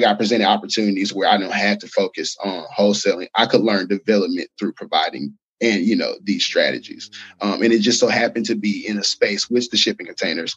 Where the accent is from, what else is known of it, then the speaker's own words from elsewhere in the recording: Alabama, United States; I'm from Alabama.